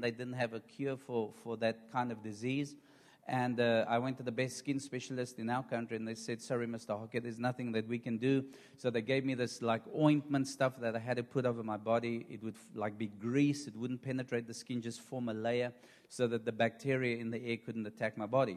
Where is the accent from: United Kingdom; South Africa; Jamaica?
South Africa; I am from South Africa